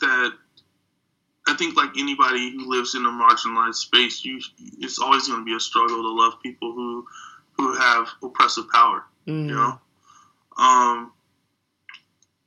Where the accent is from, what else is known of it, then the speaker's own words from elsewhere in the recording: United States; as a black person growing up in America